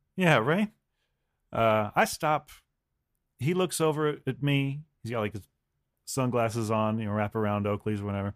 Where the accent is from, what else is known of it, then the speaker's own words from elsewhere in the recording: United States; as an American